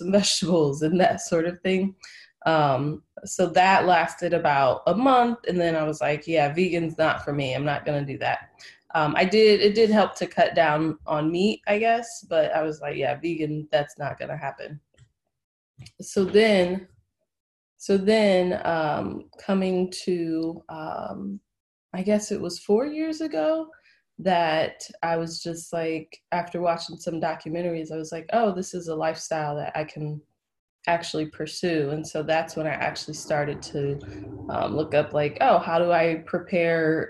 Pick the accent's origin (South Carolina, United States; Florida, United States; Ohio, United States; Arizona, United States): Ohio, United States; moved away as an adult; also born or lived in North Carolina; I am from Ohio. I lived in North Carolina for 7 years and then moved back to Ohio.